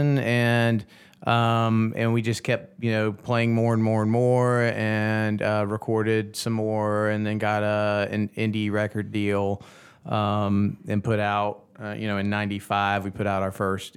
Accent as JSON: {"language": "English", "town": "Augusta", "region": "Georgia", "country": "United States", "tie": "born or raised there", "said": "I grew up in Augusta"}